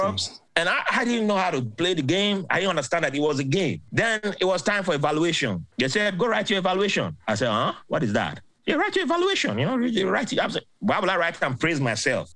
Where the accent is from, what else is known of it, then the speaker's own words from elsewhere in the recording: Benin City, Edo, Nigeria; moved away as an adult; also born or lived in Port Harcourt, Nigeria / Bahrain / Virginia Beach, United States; now in United States; I grew up in Benin City